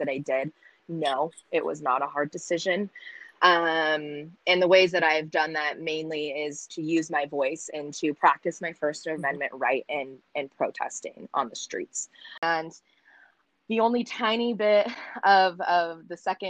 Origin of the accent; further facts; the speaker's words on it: United States; up in a very, very small town of 98% white people.